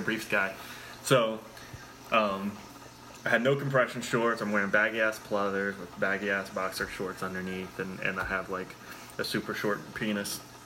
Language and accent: English; Lexington, Kentucky, United States; I'm from Lexington, it's like an hour east